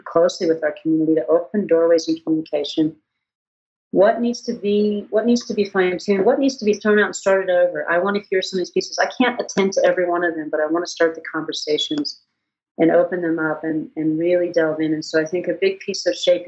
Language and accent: English; Wyoming, United States; now in Leadville, United States; I didn't grow up there. I grew up in Wyoming